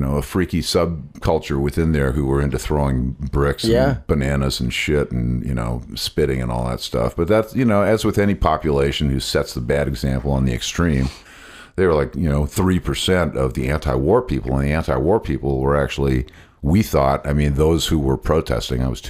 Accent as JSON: {"language": "English", "region": "Southern California", "country": "United States", "tie": "born or raised there", "moved": "yes", "said": "born and bred in Southern California on the coast during the late 60s."}